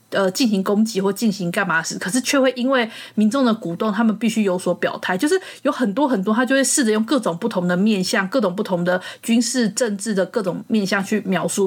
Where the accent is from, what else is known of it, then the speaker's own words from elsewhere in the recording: Taiwan; 身为台湾人